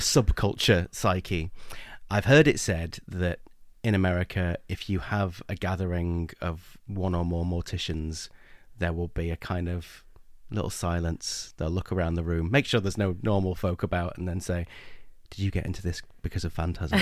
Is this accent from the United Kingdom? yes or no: yes; England, United Kingdom; I'm English